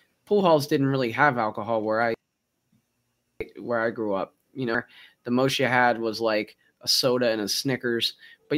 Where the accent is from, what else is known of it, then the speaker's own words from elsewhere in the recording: Baltimore, Maryland, United States; accent: Baltimore Maryland; moved away; I do have a Baltimore Maryland accent. Sorry about that. That's where I'm from originally.